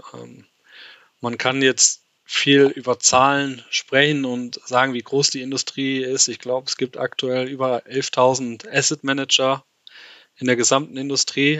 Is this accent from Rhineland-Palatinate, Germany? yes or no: yes; Westerwald, Rhineland-Palatinate, Germany; moved away as an adult; now in Switzerland; bin ursprünglich, wie schon richtig gesagt, aus dem, aus dem Westerwald